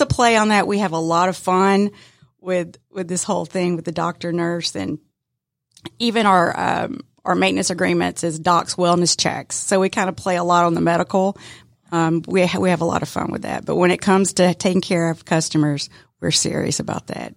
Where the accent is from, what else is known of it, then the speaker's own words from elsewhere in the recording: Decatur, Georgia, United States; I was born and raised in the metro Atlanta area, um, so, yeah, I'm, I'm a Decatur girl